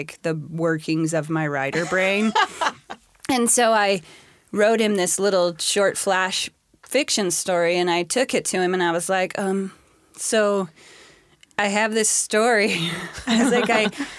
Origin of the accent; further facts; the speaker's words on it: Spokane, Federal Way, Washington, United States; also born or lived in California; I went to middle school down in California, and I went to high school at Federal Way High